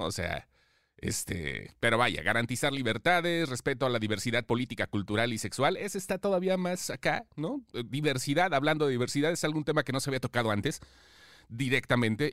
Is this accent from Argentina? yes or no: no; Mexico; todos somos mexicanos